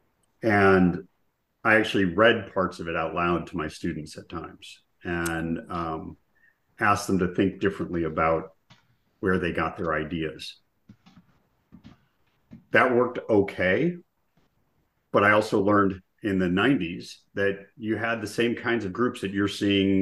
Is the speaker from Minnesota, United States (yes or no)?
yes; Minnesota, United States; I grew up in Minnesota